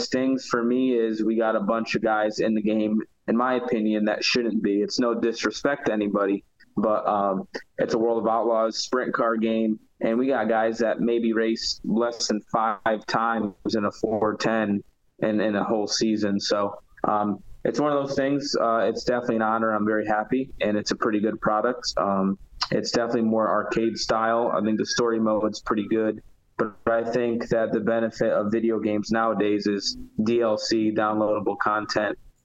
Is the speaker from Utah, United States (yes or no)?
no; Connecticut, United States; I grew up in the Northeast